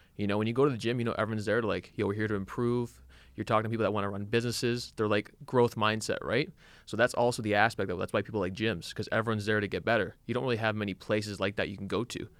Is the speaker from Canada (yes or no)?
yes; Canada; we grew up in Canada